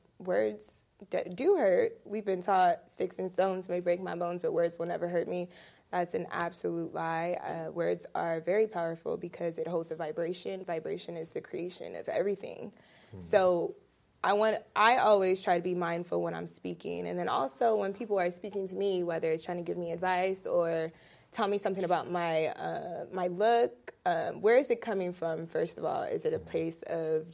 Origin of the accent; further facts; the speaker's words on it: Riverside, California, United States; I am from Riverside, California. It's not too far from here.